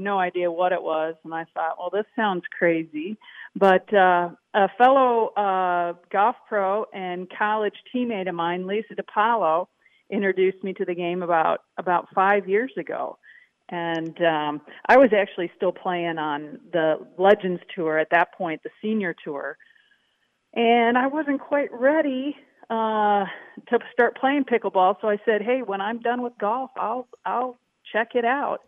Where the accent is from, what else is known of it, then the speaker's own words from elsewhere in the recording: Madison, Wisconsin, United States; moved away as an adult; also born or lived in Texas; Growing up in Madison, Wisconsin, near the stadium, Camp Randall, I'm always a Badger at heart.